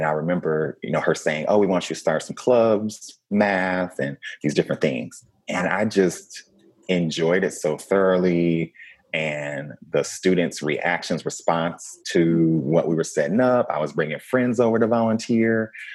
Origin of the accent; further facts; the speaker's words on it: Flint, Michigan, United States; moved away; I'm a kid from Flint, Michigan